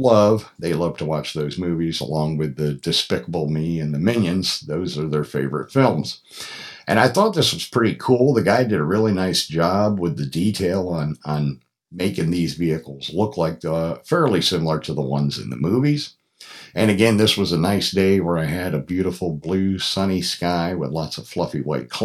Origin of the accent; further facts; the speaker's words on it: Troy, Pennsylvania, United States; moved away as an adult; now in Atlanta, United States; I grew up in Troy, which is just about, 12 or 15 miles from Fassett.